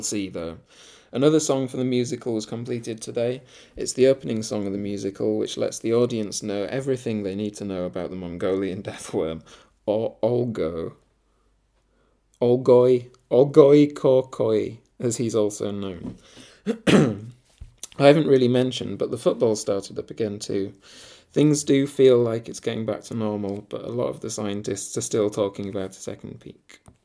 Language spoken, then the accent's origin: English; Scarborough, Yorkshire and the Humber, United Kingdom; moved away; my hometown Scarborough